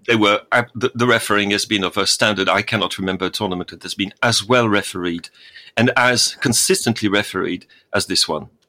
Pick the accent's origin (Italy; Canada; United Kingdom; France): France; moved away; my home country